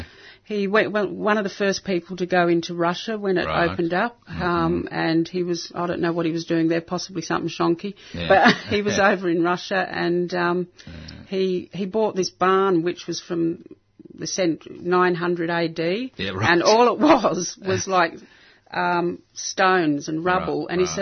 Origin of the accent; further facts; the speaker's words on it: England, United Kingdom; born there; They were all Australian. I was born in England, so I went back on my British passport.